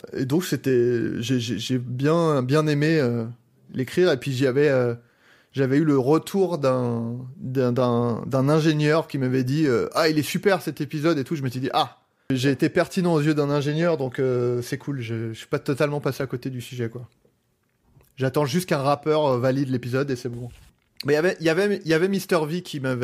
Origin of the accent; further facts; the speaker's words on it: Paris, Île-de-France, France; je suis parisien